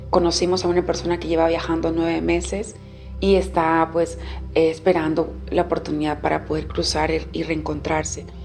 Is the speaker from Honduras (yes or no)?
yes; Honduras; Yo soy hondureña, soy de un grupo étnico que se llama Misquitos